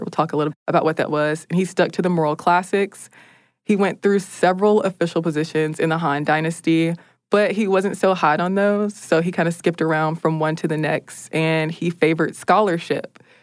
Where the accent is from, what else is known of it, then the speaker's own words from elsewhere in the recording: United States; as an American